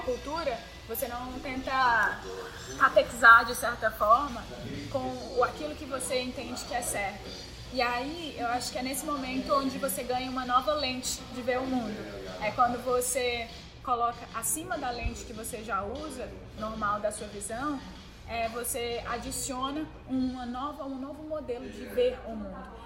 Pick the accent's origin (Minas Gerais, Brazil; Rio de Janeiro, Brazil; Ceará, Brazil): Ceará, Brazil; eu sou cearense, nordestina, mulher, brasileira